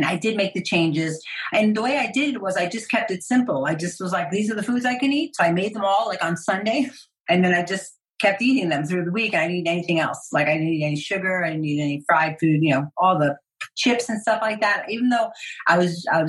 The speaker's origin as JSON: {"language": "English", "region": "New York", "country": "United States", "said": "I'm Italian, I'm from New York."}